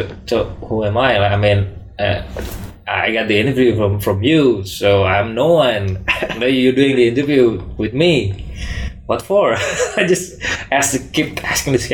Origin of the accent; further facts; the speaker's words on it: Indonesia; moved away; I'm from Indonesia